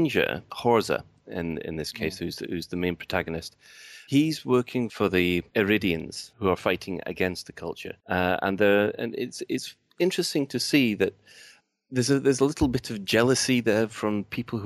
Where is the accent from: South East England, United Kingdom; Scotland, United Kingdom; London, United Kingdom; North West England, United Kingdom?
Scotland, United Kingdom; Glasgow; being Glaswegian